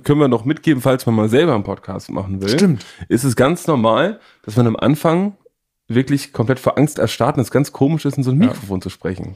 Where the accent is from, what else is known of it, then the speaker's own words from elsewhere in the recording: Northern Germany, Germany; in meinem norddeutschen Leben